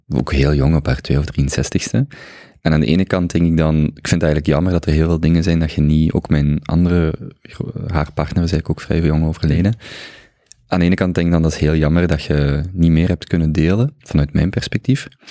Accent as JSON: {"language": "Dutch", "town": "Genk", "region": "Flanders", "country": "Belgium", "said": "ik ben als Genkenaar"}